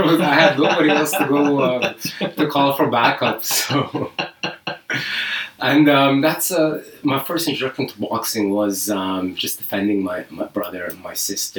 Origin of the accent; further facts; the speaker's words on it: Libya; also born or lived in Canada; I grew up in Libya. I was born in Canada, but my dad needed a job, so a friend of him got him a job at the university.